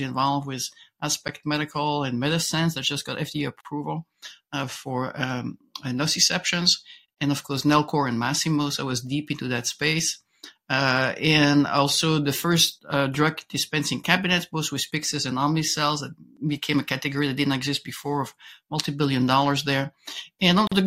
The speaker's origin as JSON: {"language": "English", "country": "Belgium", "tie": "born or raised there", "accent": "French twist", "second_language": "English", "moved": "as an adult", "said": "I was born in Belgium. I got a master in engineering there, went to Harvard, learned English at Harvard Business School"}